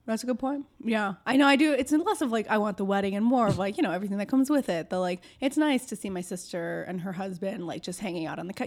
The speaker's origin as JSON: {"language": "English", "town": "Algonquin", "region": "Illinois", "country": "United States", "tie": "born or raised there", "said": "I grew up in Algonquin."}